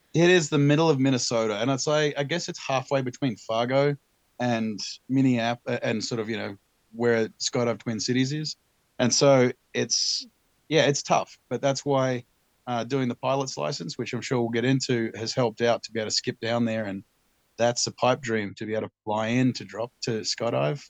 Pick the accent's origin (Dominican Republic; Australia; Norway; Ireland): Australia; Tasmania; moved away; also born or lived in Omaha; I'm from Tasmania originally, the island off the southeast coast of Australia